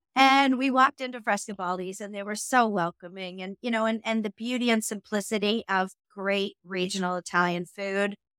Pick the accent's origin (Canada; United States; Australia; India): Canada; Omemee, Ontario; moved away as an adult; also born or lived in Toronto, Canada; now in London, United Kingdom; I grew up on Pigeon Lake